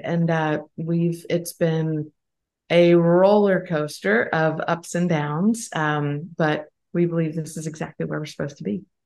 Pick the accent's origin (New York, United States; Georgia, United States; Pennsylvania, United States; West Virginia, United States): Pennsylvania, United States; now in South Carolina, United States; grew up in Pennsylvania and now live in South Carolina